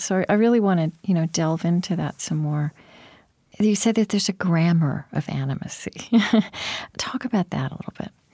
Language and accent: English; Pottawatomie County, Oklahoma, United States; I grew up actually in Pottawatomie County in Oklahoma